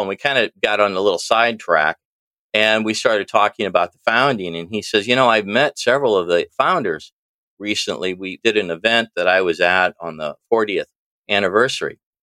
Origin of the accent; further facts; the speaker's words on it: East Peoria, Illinois, United States; also born or lived in Washington, Illinois; I'm from Washington, Illinois now. I started in East Peoria, really about the center of the state, little north of center of the state. Lived here for most of my life